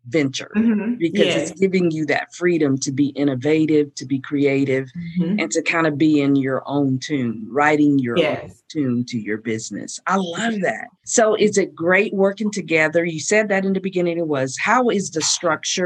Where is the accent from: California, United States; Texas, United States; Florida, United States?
Florida, United States; Fort Walton Beach; moved away; that that's my hometown